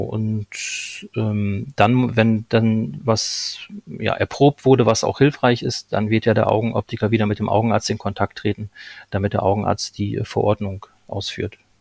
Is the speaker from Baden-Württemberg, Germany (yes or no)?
no; Lohne, Lower Saxony, Germany; moved away as an adult; also born or lived in Berlin; ich, ähm, komme gebürtig aus Niedersachsen, aus Lohne